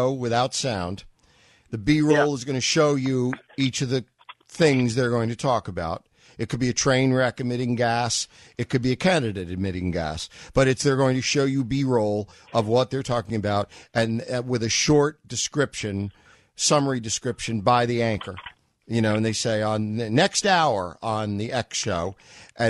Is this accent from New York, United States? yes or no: yes; New York, United States; moved away; I was from New York, and so I listened to Barry Farber and Bob Grant